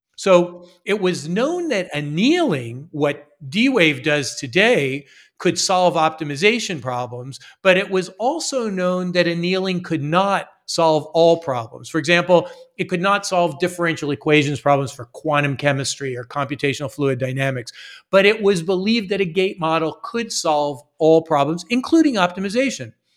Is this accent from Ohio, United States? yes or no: no; Las Vegas, Nevada, United States; moved away; also born or lived in Philadelphia, Pennsylvania / Los Angeles, California / Massachusetts; I was born in Philadelphia, Pennsylvania, but I grew up in Las Vegas, Nevada